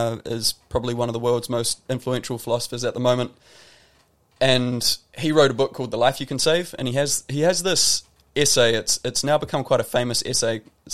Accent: Wairarapa, Wellington, New Zealand; I grew up in New Zealand

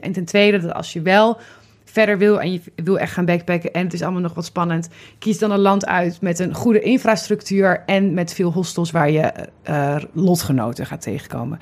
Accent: Amsterdam, North Holland, Netherlands; ik als Amsterdammer

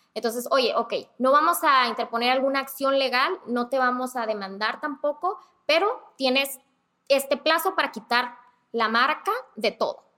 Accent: Mexicali, Baja California, Mexico; now in Tijuana, Mexico; soy de Mexicali

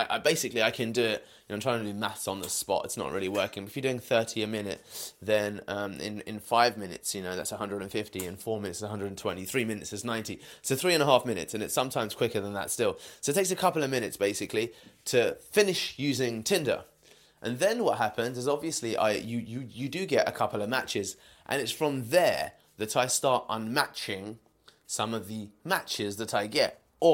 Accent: United Kingdom; I am a British Indian male, that's obvious

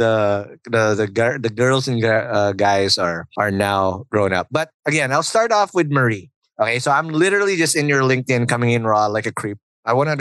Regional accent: Philippines; I'm obviously Filipino

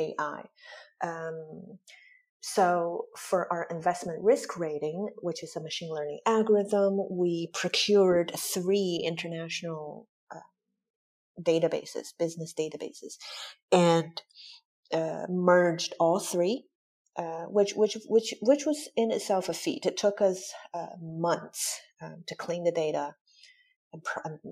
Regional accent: Michigan, United States; moved away as an adult; also born or lived in Taiwan / Chicago / Hong Kong; now in Zurich, Switzerland; I grew up in Michigan

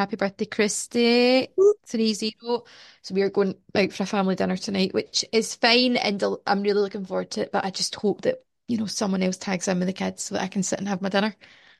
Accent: Irvine, Scotland, United Kingdom; born there; So I was driving through Irvine of all places on Saturday en route to Marks and Spencer's, and I was born in Irvine.

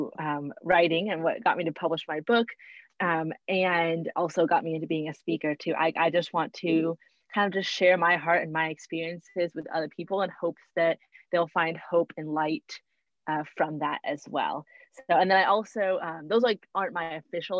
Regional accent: Texas, United States; I'm from Texas.

